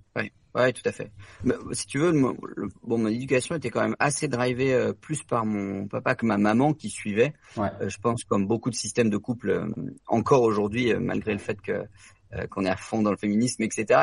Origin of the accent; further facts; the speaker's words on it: France; l'ensemble de nous tous, en tant que Français